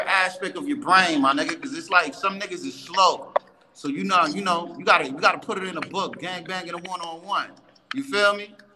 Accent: New York City, New York, United States; I'm born and raised in Bronx

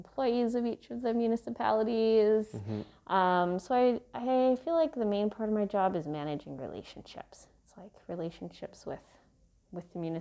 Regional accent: Victoria, British Columbia, Canada; moved away as an adult; also born or lived in Halifax, Canada; now in Brandon, Canada; I grew up in Victoria, BC, on the West Coast, and my parents still live in the house that I grew up in, so that's definitely home

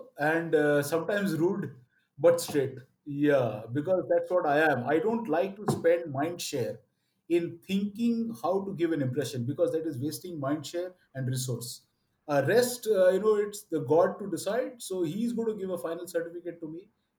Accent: Odisha, India; first language Oriya; English is a second language; Of course, I speak well Bengali and all of that. Oriya is my mother tongue.

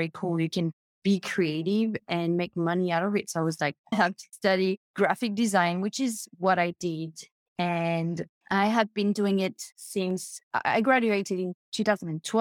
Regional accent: New Caledonia; accent: French; now in Gold Coast, Australia; I'm French. I was born in New Caledonia and I live in Australia.

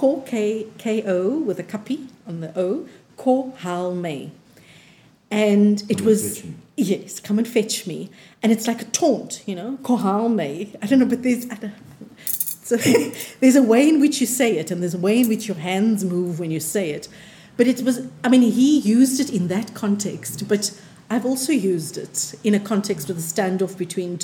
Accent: Cape Town, Western Cape, South Africa; we were growing up in Athlone, so growing up on the Cape Flats

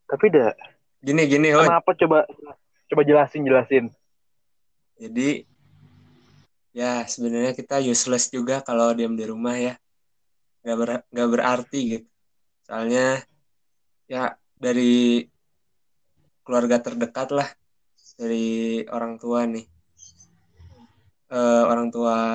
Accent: Jakarta, Indonesia; Uh, gua orang Jakarta, maaf.

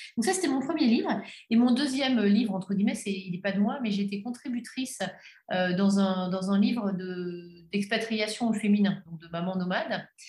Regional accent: Belgium; je suis belge

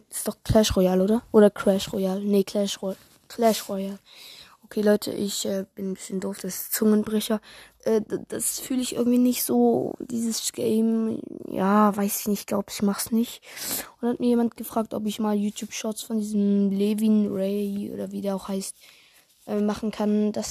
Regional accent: Switzerland; Äh, ja, okay, ich komme aus der Schweiz, deswegen vielleicht ist das ein bisschen anders.

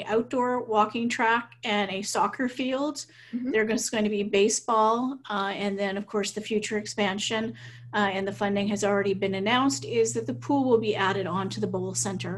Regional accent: Saint John, New Brunswick, Canada; now in Lac La Biche, Canada; I'm actually originally from New Brunswick, so St. John area, so not too far away from the border

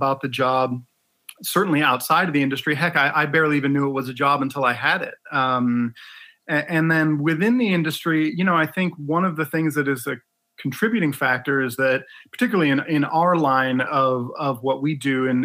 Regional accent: Ann Arbor, Michigan, United States; also born or lived in Detroit; I was born in Detroit and raised in Ann Arbor

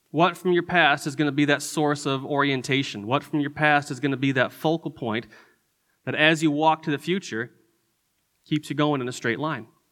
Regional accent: Detroit, Michigan, United States; moved away as an adult; also born or lived in Chicago / Indiana / Albuquerque; now in Texas, United States; I grew up in Michigan. Uh, I grew up in the Detroit area

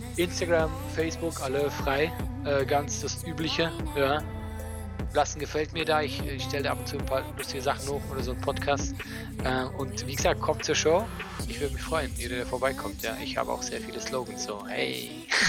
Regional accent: Switzerland; now in Germany; als Schweizer

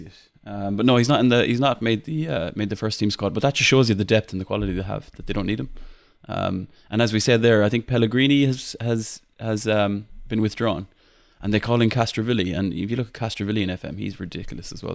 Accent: Ireland; accent: Irish; my Irish accent

